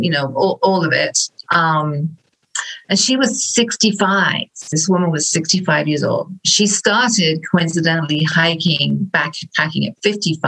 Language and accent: English; England, United Kingdom; moved away as an adult; now in Midwest, United States; I was born originally in England